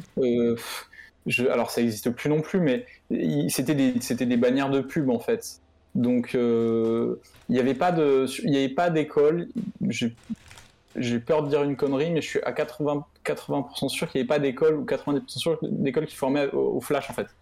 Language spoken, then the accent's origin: French; Montpellier, Occitania, France; moved away as an adult; also born or lived in Lille; je suis de Montpellier, je suis parti vivre à, à Lille